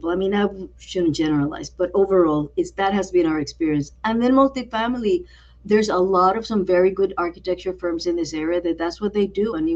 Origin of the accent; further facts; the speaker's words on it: San Juan, Puerto Rico; moved away; also born or lived in Brooklyn, New York; Like, I grew up around there. That's around where I grew up in Old San